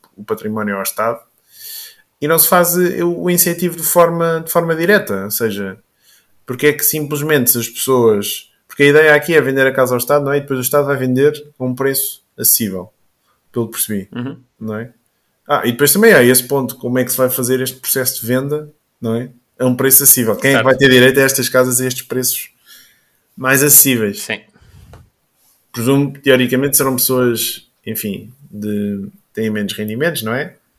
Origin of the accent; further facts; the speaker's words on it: Caldas da Rainha, Leiria District, Portugal; sou aqui das Caldas e ando aqui também na zona do Pó e do Bom Barral